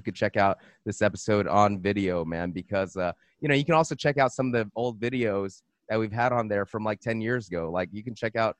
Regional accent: Monterey Park, California, United States; I'm from California. I'm from Los Angeles. I'm born, Monterey Park, San Gabriel Valley

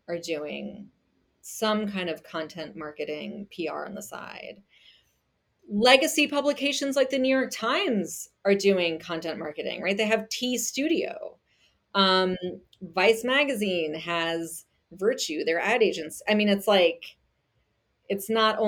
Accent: Germany; moved away; I grew up in Germany and I speak German

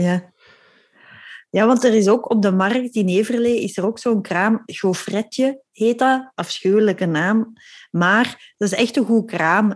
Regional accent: Belgium; We zijn Belgen

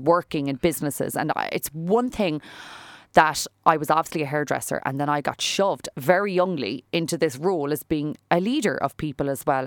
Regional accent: Fermoy, Munster, Ireland; moved away as an adult; also born or lived in Cork; I was a girl from Fermoy. right? I was from, like, a s, like, the town of Fermoy, and I was here in the big city

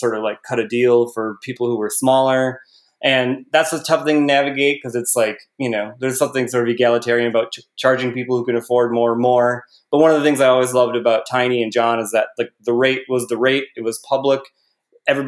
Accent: Midwest, United States; I grew up in the Midwest

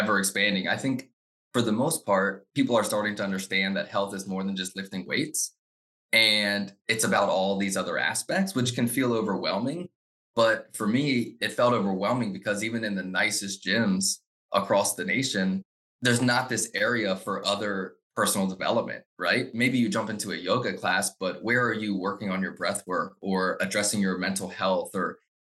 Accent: Frederick, Maryland, United States; I grew up in Frederick. I love Frederick so much. So I grew up here

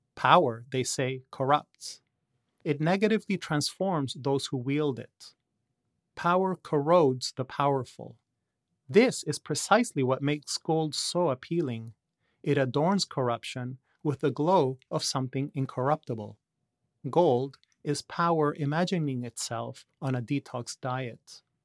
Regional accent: Lima, Peru; now in Toronto, Canada; I was born in Lima, Peru, but I live in Toronto, Canada

